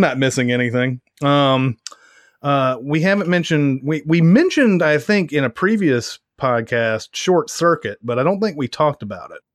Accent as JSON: {"language": "English", "town": "Franklin", "country": "United States", "tie": "born or raised there", "said": "my hometown"}